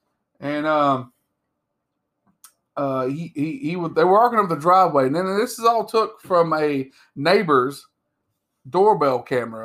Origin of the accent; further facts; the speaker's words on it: the South, United States; accent: drawl; I'm from the South, so it's going to get drawled out some.